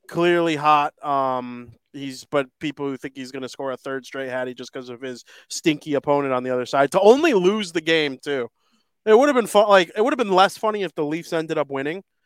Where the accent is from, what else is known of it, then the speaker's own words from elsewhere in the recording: Chicago, Illinois, United States; I'm a Chicagoan. I was born here, raised here